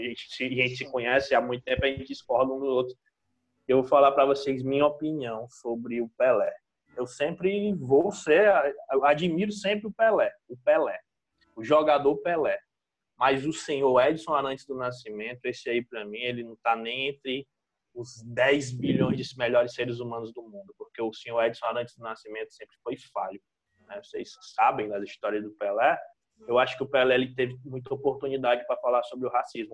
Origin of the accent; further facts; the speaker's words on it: Brazil; a gente, como brasileiro